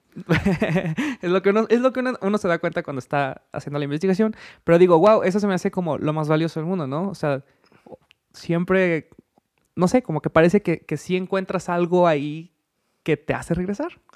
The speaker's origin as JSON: {"language": "Spanish", "country": "Mexico", "said": "como mexicano con el resto de mis compatriotas mexicanos"}